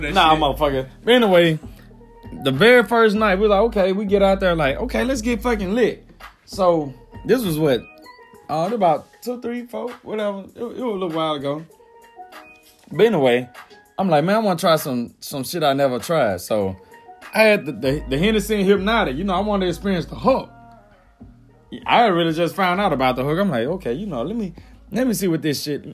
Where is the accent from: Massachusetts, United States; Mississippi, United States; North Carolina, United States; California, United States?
Mississippi, United States; accent: country; I'm from Mississippi.